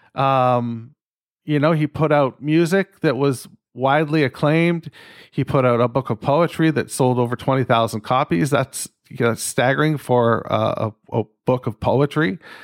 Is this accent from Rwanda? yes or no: no; Canada; I'm fucking Canadian